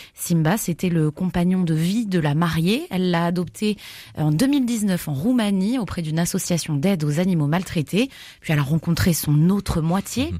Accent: Grenoble, Auvergne-Rhône-Alpes, France; chez nous à Grenoble

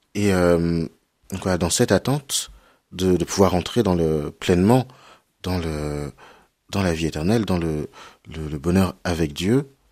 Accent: Cholet, Pays de la Loire, France; J'ai grandi à Cholet.

